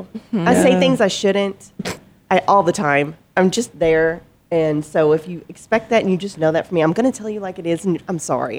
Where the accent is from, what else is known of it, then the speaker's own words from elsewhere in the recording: Arkansas and southern Mississippi, United States; accent: southern; now in Arizona, United States; I'm from Arkansas and southern Mississippi.